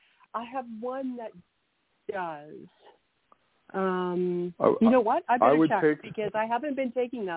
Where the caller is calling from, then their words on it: Canada; I'm calling from Canada